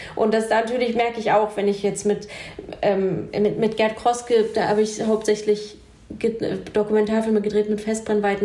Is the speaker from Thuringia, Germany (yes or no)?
yes; Jena, Thuringia, Germany; in Jena, ich bin in Jena aufgewachsen